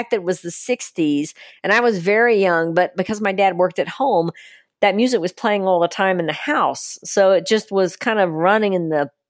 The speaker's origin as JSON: {"language": "English", "region": "East Tennessee", "country": "United States", "tie": "born or raised there", "said": "Actually, I'm from East Tennessee. East Tennessee. Very close to the border though."}